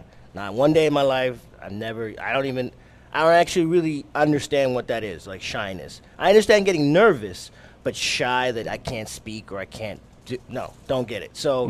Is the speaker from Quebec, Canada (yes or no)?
yes; Montreal, Quebec, Canada; born there; I'm Canadian because I was born